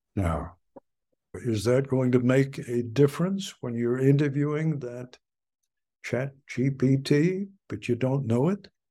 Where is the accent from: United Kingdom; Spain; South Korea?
United Kingdom; England; now in United States; I was born in England and came to this country in nineteen fifty-three.